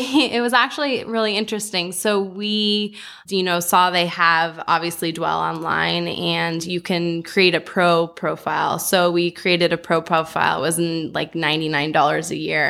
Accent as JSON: {"language": "English", "town": "Los Angeles", "region": "California", "country": "United States", "tie": "born or raised there", "also_born_or_lived": "New York", "said": "live somewhere outside of Los Angeles, having been born and bred here"}